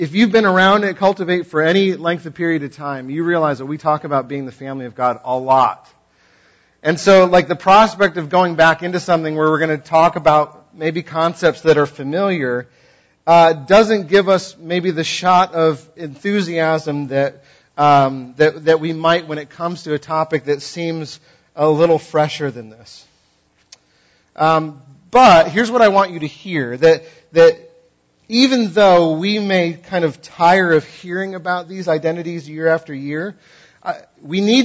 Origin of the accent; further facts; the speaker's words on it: New England, United States; I'm from New England